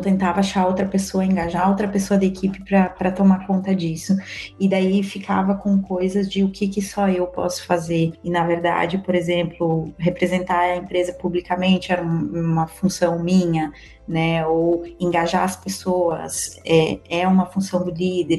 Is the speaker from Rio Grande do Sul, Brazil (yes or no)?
yes; Erechim, Rio Grande do Sul, Brazil; moved away as an adult; also born or lived in Porto Alegre / London; eu sou de Erechim, interior do Rio Grande do Sul